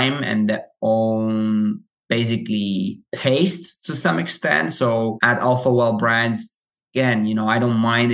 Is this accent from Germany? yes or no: yes; Germany; I grew up in Germany